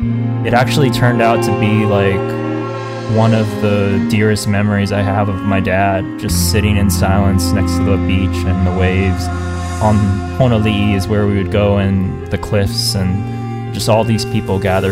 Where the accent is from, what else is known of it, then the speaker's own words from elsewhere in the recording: Hawaii, United States; born there; All my family was moving back to the islands. I was born in Hawaii, and I have an aunt and uncle here, and I had my grandma here before she passed away